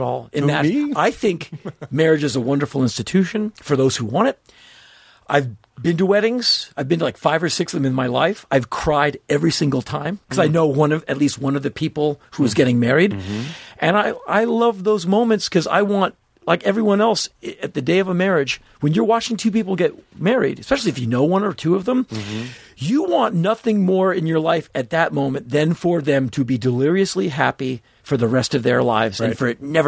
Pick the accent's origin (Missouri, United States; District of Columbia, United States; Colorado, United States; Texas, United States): District of Columbia, United States; Washington; My friends I grew up with in Washington, D.C.